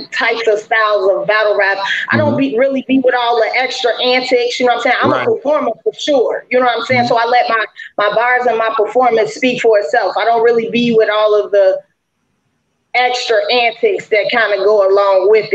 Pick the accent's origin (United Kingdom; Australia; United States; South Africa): United States; Chicago, Illinois; now in Cincinnati, United States; I'm originally from Chicago, Illinois, but I'm battle rapping out of Cincinnati, Ohio